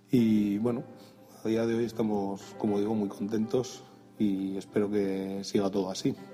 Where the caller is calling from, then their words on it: Pamplona, Navarre, Spain; Hola Emilcar y Orientes … de Pamplona. Eh, mi primer Mac lo compré eh, un 5 de enero de 2012 en una Premium Reseller de aquí de Pamplona.